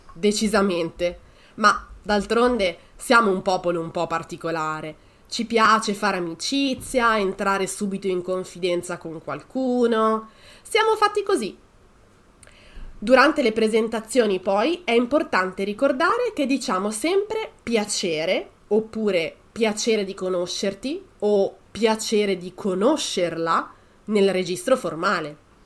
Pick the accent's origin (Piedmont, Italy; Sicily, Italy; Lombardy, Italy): Lombardy, Italy; Pero; now in Toronto, Canada; Io sono di Milano, per la precisione di Pero, un piccolo paesino in provincia